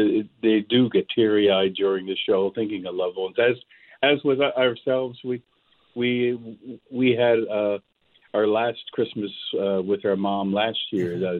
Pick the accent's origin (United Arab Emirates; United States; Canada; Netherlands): Canada; Cape Breton Island, Nova Scotia; growing up in Cape Breton Island